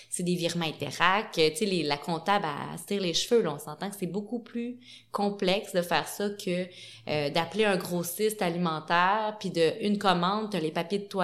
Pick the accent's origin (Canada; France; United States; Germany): Canada; Montreal, Quebec; Et eh je, je, veux pas faire le eh, gars de la ville mais bon moi je viens, je viens